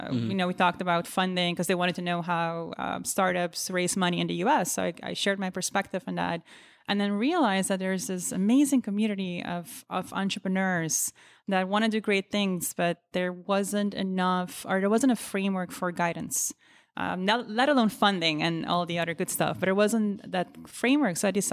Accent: Aruba; moved away as an adult; now in New York, United States; But really when I moved to New York in 2008, I was born and raised in the Caribbean, believe it or not, on the small island of Aruba.

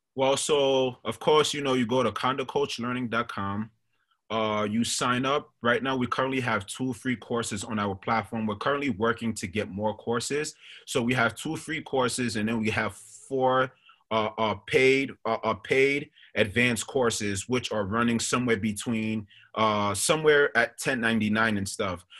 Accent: New York City, New York, United States; also born or lived in Monrovia, Liberia; raised in Staten Island, New York.

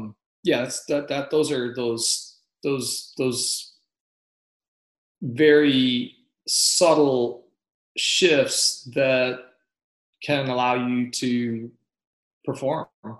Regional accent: Fort Benning, Georgia, United States; born there; I was born in Fort Benning, Georgia, when he was serving the latter part of his service.

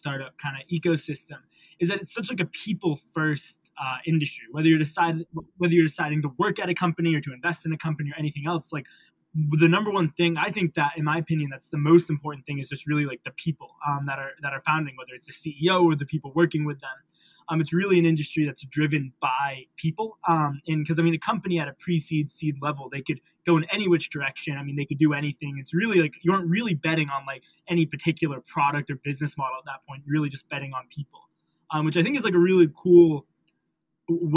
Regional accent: Maine, United States; moved away as an adult; also born or lived in Connecticut; now in New York, United States; I grew up in Maine my entire life.

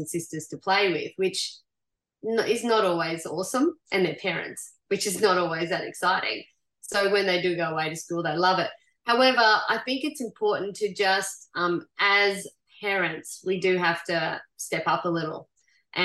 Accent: Goondiwindi, Queensland, Australia; I grew up at Gundawindi

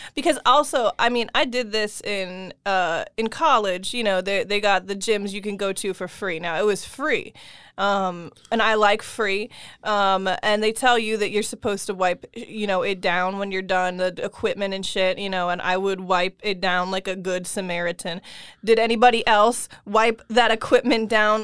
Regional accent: Pennsylvania, United States; I grew up in Pennsylvania.

